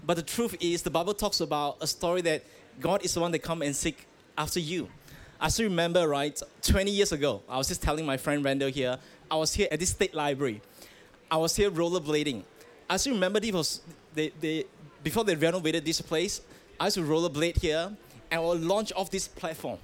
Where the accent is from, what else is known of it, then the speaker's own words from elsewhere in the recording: Malaysia; I grew up in Malaysia